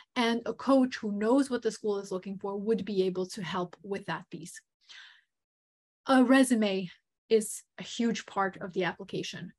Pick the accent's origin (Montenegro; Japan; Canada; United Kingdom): Montenegro; moved away; I am um, originally from Montenegro.